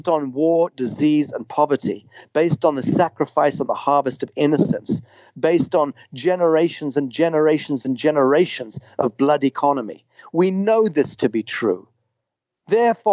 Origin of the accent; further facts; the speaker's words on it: Zimbabwe; I grew up in Rhodesia